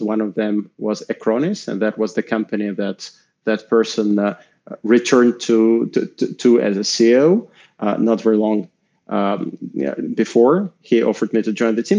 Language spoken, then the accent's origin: English; Moscow, Russia; I'm Russian. I grew up in Moscow